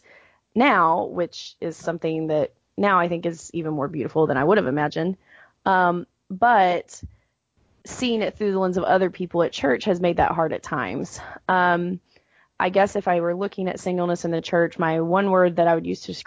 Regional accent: Atlanta, Georgia, United States; moved away as an adult; now in Houston, United States; I live in Houston, Texas currently, but I'm actually from Atlanta

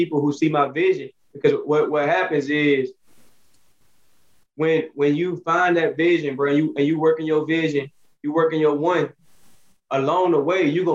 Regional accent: Alabama, United States; I'm from off Alabama. Shout out my city

